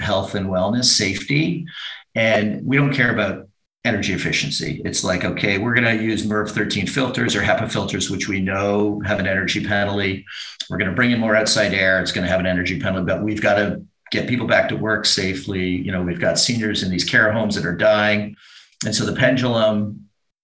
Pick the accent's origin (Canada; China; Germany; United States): Canada; as a Canadian